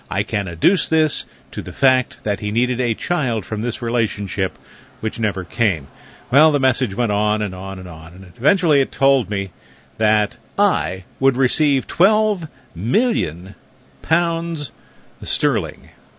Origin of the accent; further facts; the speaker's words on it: New York City, New York, United States; In 1945, when I was 6, they moved to New York City, and I grew up in the Lower East Side.